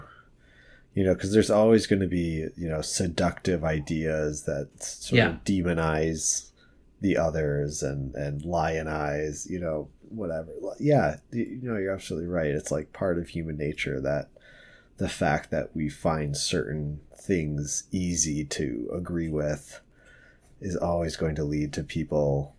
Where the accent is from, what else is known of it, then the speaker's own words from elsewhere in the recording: Wisconsin, United States; also born or lived in Pacific Northwest; now in Seattle, United States; I'm from Wisconsin, so I grew up with snow like this